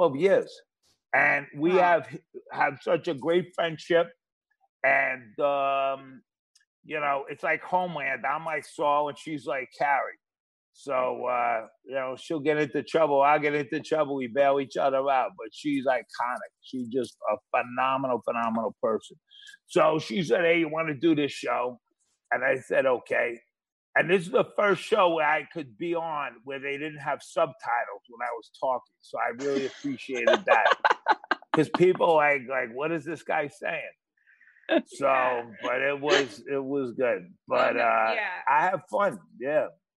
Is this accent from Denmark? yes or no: no; New York City, New York, United States; I'm a Flatbush guy, Brooklyn